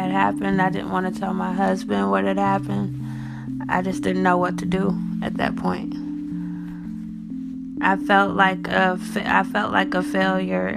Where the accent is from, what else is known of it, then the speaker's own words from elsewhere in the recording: Detroit, Michigan, United States; I'm from Detroit, Michigan.